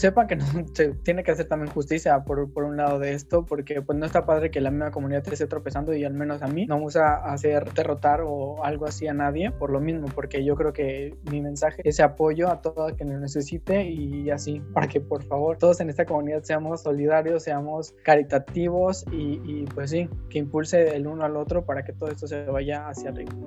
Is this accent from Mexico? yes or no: yes; Mexico; vivo en este país y soy orgullosamente mexicana